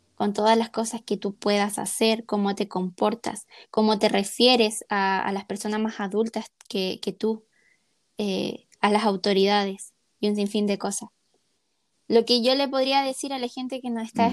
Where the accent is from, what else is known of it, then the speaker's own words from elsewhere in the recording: Chile; la mayoría somos chilenos